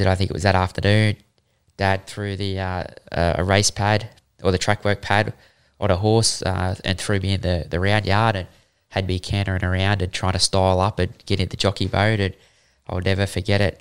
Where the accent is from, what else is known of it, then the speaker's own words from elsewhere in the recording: Queensland, Australia; also born or lived in Sydney; I'm a Queenslander.